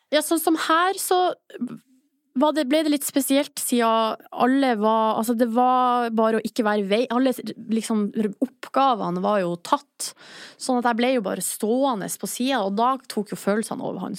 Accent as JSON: {"language": "Norwegian", "area": "Hamarøy", "region": "Nordland", "country": "Norway", "moved": "yes", "lives_now": "Oslo, Norway", "said": "de er hjemme på Hamarøy"}